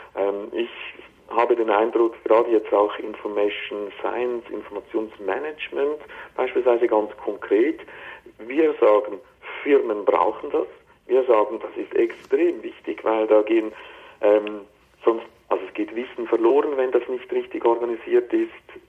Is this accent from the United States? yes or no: no; Switzerland; ich rede jetzt hier als, als Schweizer